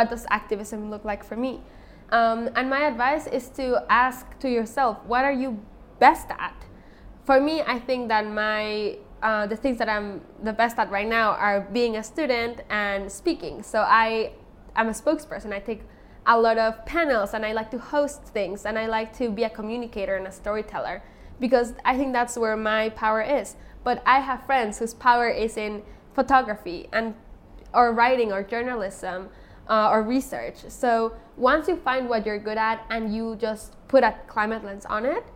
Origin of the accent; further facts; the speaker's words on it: Otomi Toltec community in central Mexico, Mexico; I am from the Otomi Toltec community in central Mexico